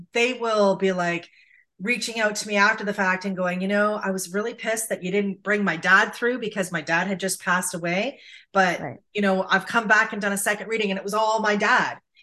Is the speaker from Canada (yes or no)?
yes; St. Catharines, Ontario, Canada; I'm from St. Catharines